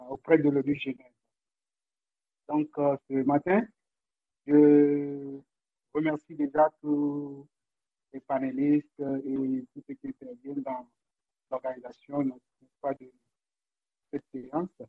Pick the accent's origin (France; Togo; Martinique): Togo; je suis togolais